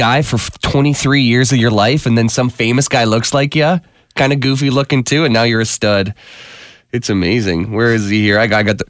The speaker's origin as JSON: {"language": "English", "town": "Mitchell", "region": "Ontario", "country": "Canada", "tie": "born or raised there", "said": "my hometown of Mitchell"}